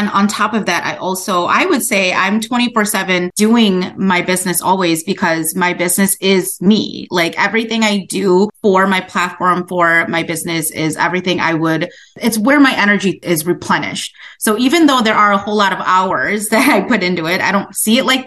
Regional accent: Wausau, Wisconsin, United States; moved away as an adult; now in Eau Claire, United States; born in Wausau, Wisconsin

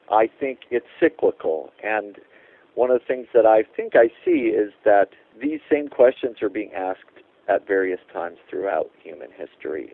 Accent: Gorham, Maine, United States; where I grew up in Gorham, Maine

